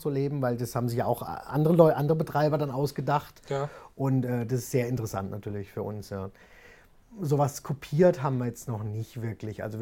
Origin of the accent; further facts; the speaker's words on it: Kuppenheim, Baden-Württemberg, Germany; also born or lived in Frankfurt / Wiesbaden / London; Also ich bin in Kuppenheim aufgewachsen, was auch jetzt nicht allzu groß ist, sage ich mal, ja. ist auch keine Großstadt.